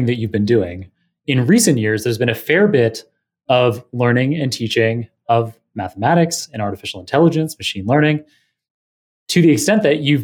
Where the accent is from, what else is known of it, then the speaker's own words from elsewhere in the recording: Toronto, Ontario, Canada; also born or lived in Manhattan, New York; now in New York, United States; I'm Canadian. And so people often have this idea of you being outdoorsy, but I grew up in downtown Toronto and now I live in downtown Manhattan